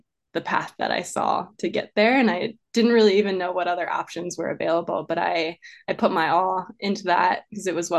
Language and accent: English; Maryland, United States; moved away as an adult; also born or lived in Arizona; I grew up in Maryland, kind of in the suburban areas